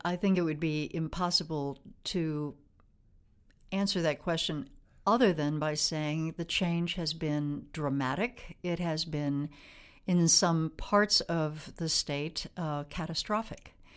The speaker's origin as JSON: {"language": "English", "region": "Wisconsin", "country": "United States", "tie": "born or raised there", "also_born_or_lived": "Washington, D.C. / Juneau, Alaska", "moved": "as an adult", "lives_now": "Alaska, United States", "said": "when I grew up in Wisconsin"}